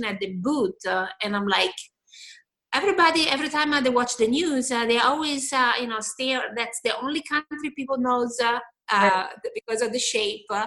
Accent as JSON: {"language": "English", "town": "Rome", "region": "Lazio", "country": "Italy", "tie": "born or raised there", "moved": "as an adult", "lives_now": "Huntsville, United States", "said": "I am from Rome, and I want to say, like most of Italian people, I was born and raised in Rome"}